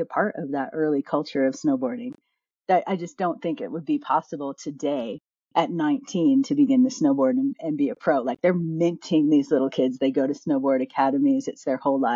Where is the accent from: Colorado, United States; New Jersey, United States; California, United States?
New Jersey, United States; moved away as an adult; I was born in New Jersey